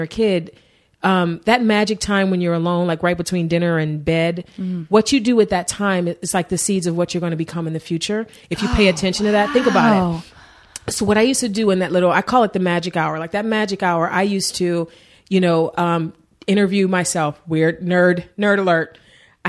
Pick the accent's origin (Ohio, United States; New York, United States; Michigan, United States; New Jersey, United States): Ohio, United States; Cleveland; also born or lived in Warrensville Heights, Ohio; now in Los Angeles, United States; I grew up in East Cleveland